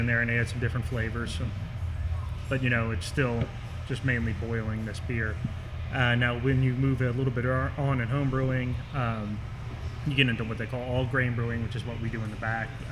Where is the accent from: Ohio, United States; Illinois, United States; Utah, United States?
Ohio, United States; Milford; I'm from Milford